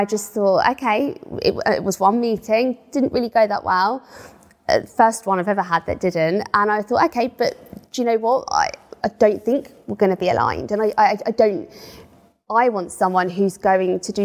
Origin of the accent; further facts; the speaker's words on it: United Kingdom; we're white British